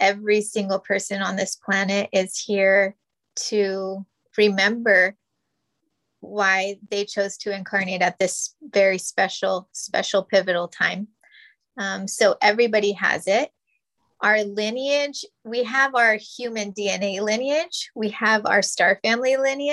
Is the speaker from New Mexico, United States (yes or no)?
yes; New Mexico, United States; moved away; we're Native and Hispanic, and we're from New Mexico.